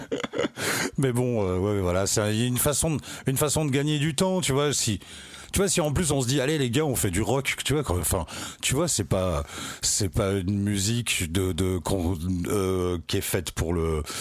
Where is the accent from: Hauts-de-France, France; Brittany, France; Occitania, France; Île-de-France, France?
Hauts-de-France, France; Picardy; moi je suis de Picardie. Ouais. Ah non, je suis de, Picardie